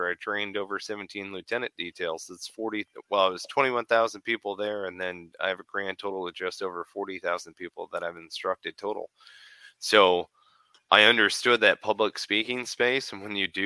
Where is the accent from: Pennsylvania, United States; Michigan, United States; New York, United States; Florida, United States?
Michigan, United States; moved away; I'm originally from Michigan. That's where I was born and raised